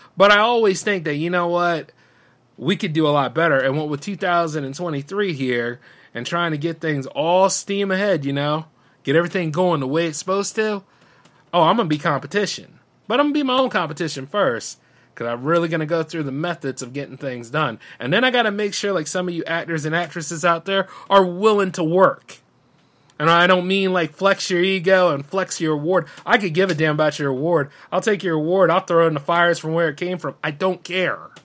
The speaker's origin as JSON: {"language": "English", "country": "United States", "said": "I'm an American that lives in this country"}